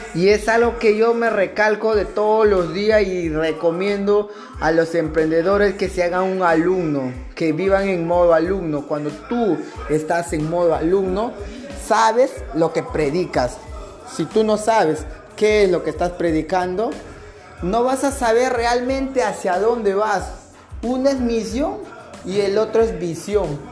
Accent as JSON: {"language": "Spanish", "country": "Peru", "tie": "born or raised there", "also_born_or_lived": "Lima, Peru", "moved": "yes", "said": "retornar a mi pueblito polvoriento"}